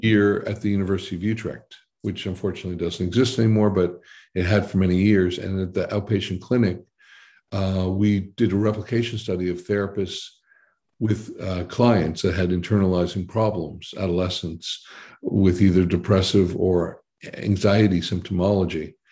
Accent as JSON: {"language": "English", "town": "Boston", "region": "Massachusetts", "country": "United States", "tie": "born or raised there", "also_born_or_lived": "New Jersey", "moved": "as an adult", "lives_now": "Netherlands", "said": "I was born in New Jersey, but I was pretty much born and bred in Boston, mm-hmm. uh, Massachusetts."}